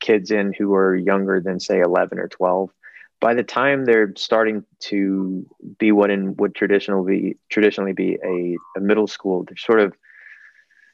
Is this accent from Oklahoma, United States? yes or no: no; Mississippi, United States; in Mississippi, my home state